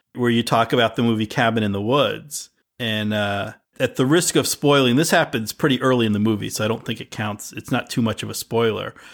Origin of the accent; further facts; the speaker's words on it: United States; growing up in America